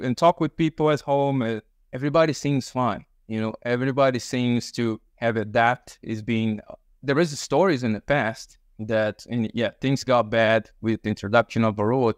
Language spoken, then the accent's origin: English; Brazil; moved away; I'm from Brazil.